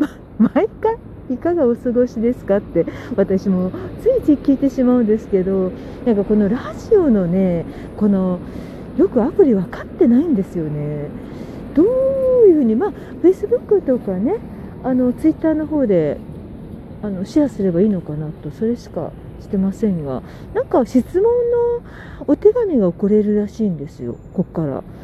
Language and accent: Japanese; Sagamihara, Kanagawa, Japan; 地元の相模原